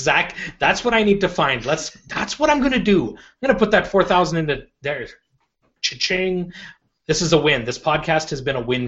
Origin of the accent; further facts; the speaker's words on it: Canada; we're Canadian